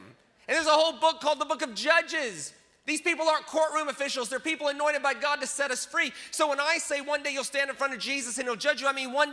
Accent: United States; I'm American

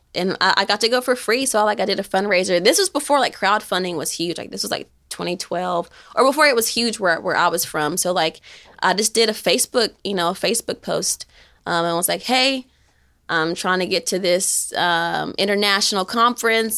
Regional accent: Shelbyville, Tennessee, United States; moved away as an adult; now in Knoxville, United States; I'm from Shelbyville

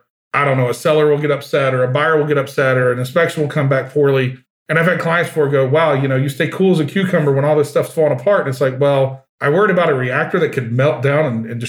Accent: Georgia, United States; moved away as an adult; I grew up in Georgia.

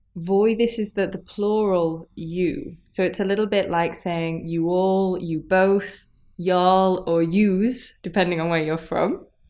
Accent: England, United Kingdom; io sono inglese

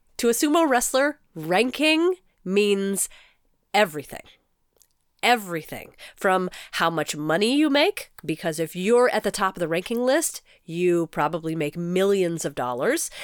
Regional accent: United States; as an American

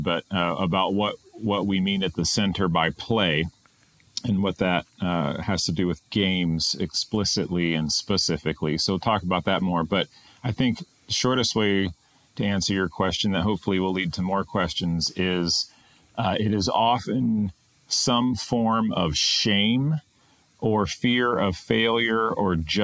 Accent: Greensboro, North Carolina, United States; also born or lived in Japan; now in Pittsburgh, United States; I was born in the South, in North Carolina

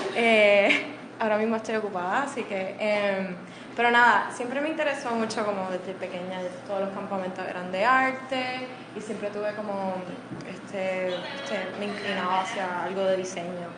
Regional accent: San Juan, Puerto Rico; yo nací, crecí en Miramar, así que aquí mismo

